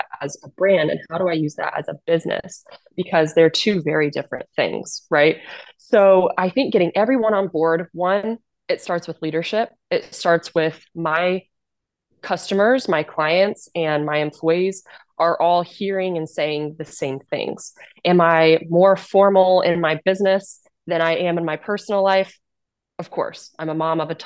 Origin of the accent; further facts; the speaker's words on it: Kansas, United States; moved away as an adult; I'm originally from Kansas